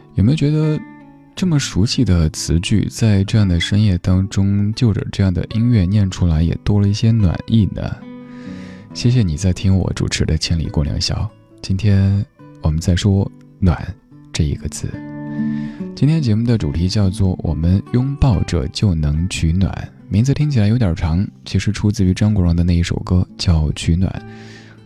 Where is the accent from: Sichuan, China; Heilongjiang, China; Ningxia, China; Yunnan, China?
Sichuan, China; Chengdu; now in Beijing, China; 在我家乡那边